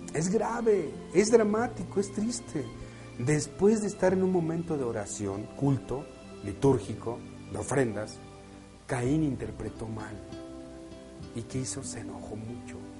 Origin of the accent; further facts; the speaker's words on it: Mexico; Nacimos en México, estamos aquí y nos tocó nacer aquí.